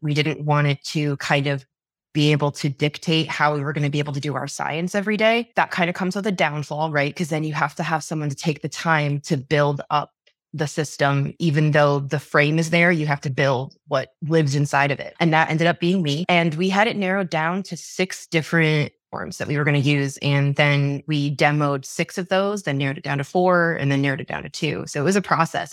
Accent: New York, United States; moved away as an adult; I grew up in New York for the first twenty-two years of my life

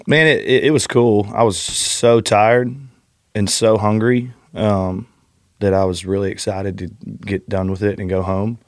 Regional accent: north of Houston, Southeast Texas, United States; also born or lived in Austin, Texas; I grew up in Southeast Texas, just north of Houston, um, and then I lived in Austin

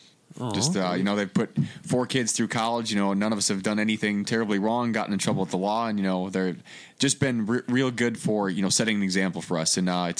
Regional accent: Oregon, Wisconsin, United States; moved away as an adult; also born or lived in Madison, Wisconsin / Seattle / San Diego / St. Louis; now in San Angelo, United States; my hometown is Oregon, Wisconsin.

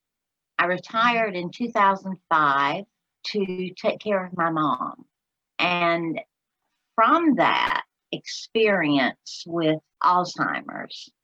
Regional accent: Alabama, United States; accent: Southern; I'm from Alabama

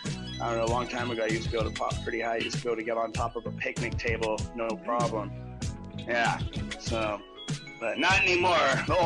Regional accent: Los Osos, California, United States; also born or lived in Lompoc, California; I have a couple places I call my hometown, so Los Sosos being one of them. It's where I went to school, it's where I grew up.

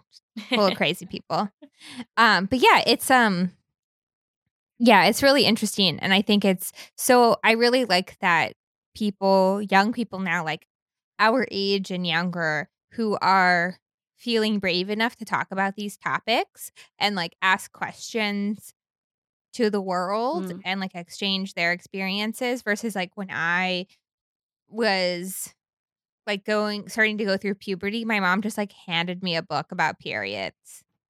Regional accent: Florida, United States; But even so, in my home state, the way that our insurance works, they wouldn't cover birth control.

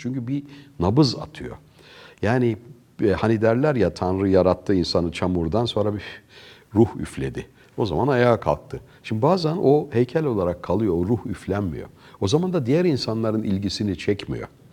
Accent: Ankara, Turkey; moved away as an adult; also born or lived in Sweden; Ankara'da yetiştik

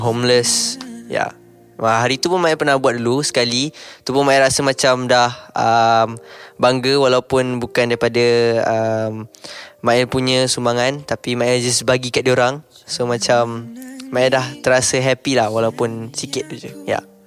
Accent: Malaysia; Sebagai rakyat Malaysia

